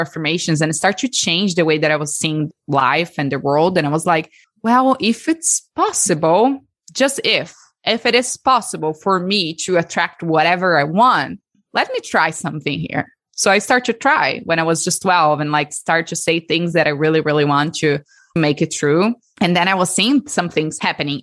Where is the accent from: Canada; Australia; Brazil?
Brazil; accent: Brazilian; moved away as an adult; also born or lived in Texas, United States; now in United States; So the accent is from Brazil. So I'm from Brazil, born and raised there